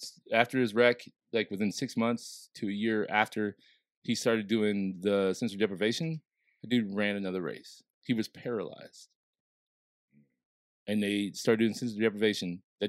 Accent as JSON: {"language": "English", "region": "Southern Illinois", "country": "United States", "moved": "yes", "lives_now": "St. Louis, United States"}